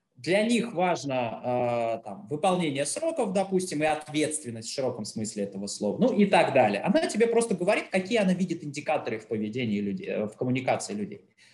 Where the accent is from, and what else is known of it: Russia